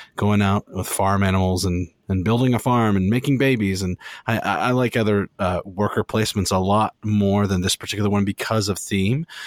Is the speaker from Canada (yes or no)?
yes; Canada; as a Canadian board gamer